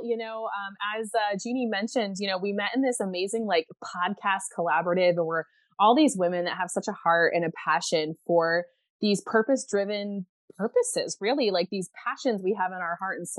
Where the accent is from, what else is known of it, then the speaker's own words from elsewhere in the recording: United States; moved away as an adult; now in Belgium; So even though you'll be able to tell I'm not from where I actually live, I am an American mama currently living in Belgium. So yeah, ik spreek een beetje Nederlands, which means I can speak a little Dutch